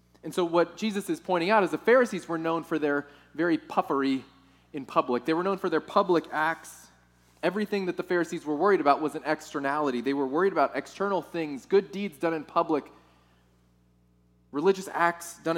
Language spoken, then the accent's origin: English; Texas, United States; moved away; I'm from Texas